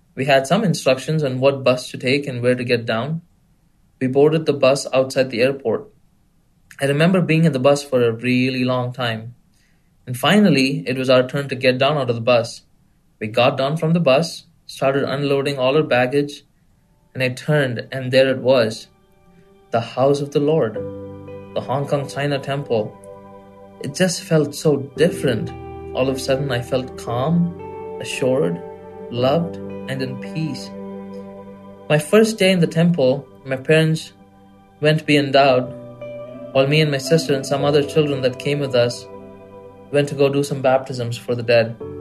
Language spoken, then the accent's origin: English; India; moved away; people that knew that I was from India.